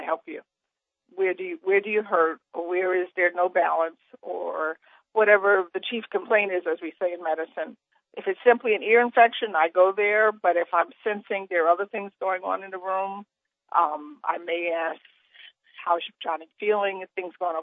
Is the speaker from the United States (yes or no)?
yes; New York City, New York, United States; I grew up poor in Brooklyn in a project